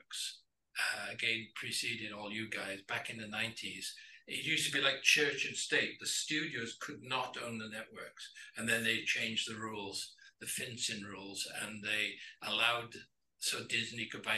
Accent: Wales, United Kingdom; moved away as an adult; now in Los Angeles, United States; I'm born and raised in Wales and Welsh.

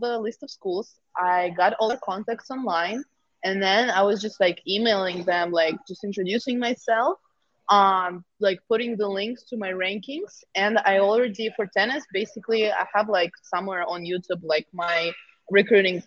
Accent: Moscow, Russia; moved away as an adult; also born or lived in Milwaukee; I'm from Moscow. I'm from the city

